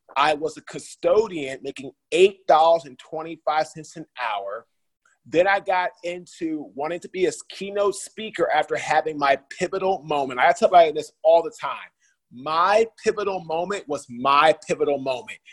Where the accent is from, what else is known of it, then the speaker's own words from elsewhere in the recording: Washington, District of Columbia, United States; I'm from Washington, D.C., the nation's capital uh, in the USA.